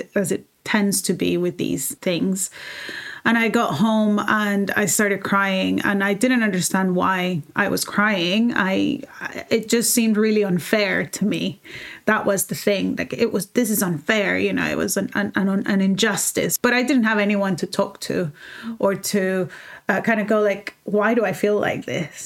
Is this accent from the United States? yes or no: no; El Salvador; moved away as an adult; now in London, United Kingdom; I grew up in El Salvador for 18 years and then I left